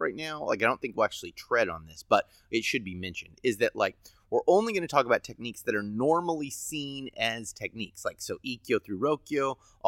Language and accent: English; United States; I'm an American